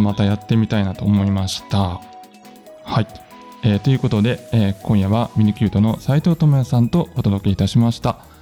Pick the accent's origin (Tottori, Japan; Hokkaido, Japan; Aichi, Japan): Aichi, Japan; moved away as an adult; now in Matsumoto, Japan; 僕は地元の愛知県の大学に通っていて就職した会社から命じられた赴任先がたまたま松本だった